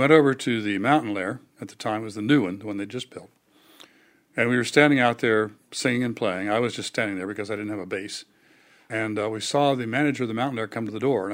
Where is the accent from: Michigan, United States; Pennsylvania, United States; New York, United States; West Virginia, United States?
West Virginia, United States; Fairmont; born or raised there